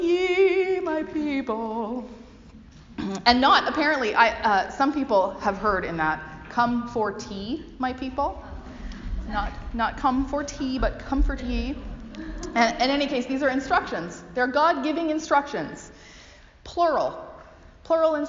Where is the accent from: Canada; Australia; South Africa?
Canada; also born or lived in United States (Northwest); now in United States; But as a Canadian, I grew up thinking